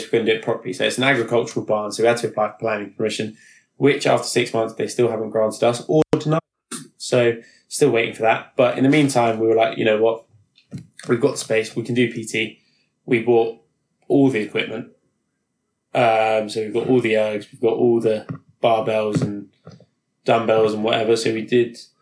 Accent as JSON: {"language": "English", "region": "London", "country": "United Kingdom", "tie": "born or raised there", "said": "I've lived in London all my life. I'm 27 now. And I loved growing up in London"}